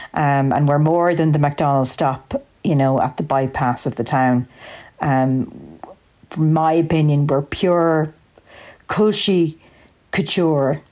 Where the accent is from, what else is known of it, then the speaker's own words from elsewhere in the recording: County Longford, Leinster, Ireland; it's the place I grew up